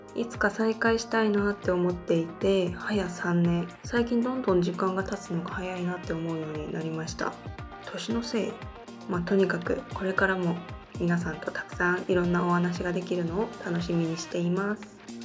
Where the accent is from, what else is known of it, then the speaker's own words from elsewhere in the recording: South Korea; Japanese is a second language; 生まれも育ちも韓国です日本語は学生の時から勉強しています